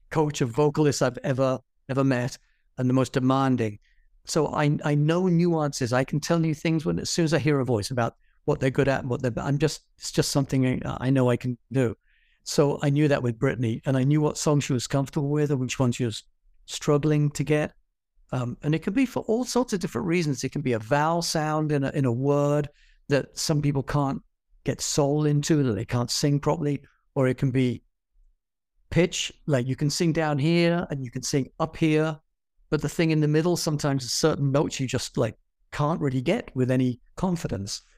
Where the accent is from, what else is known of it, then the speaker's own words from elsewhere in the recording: England, United Kingdom; moved away; I'm an English person